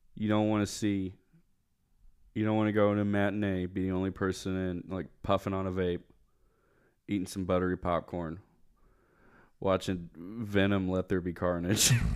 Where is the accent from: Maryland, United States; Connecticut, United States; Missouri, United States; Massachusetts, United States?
Missouri, United States; Puxico; growing up in Puxaco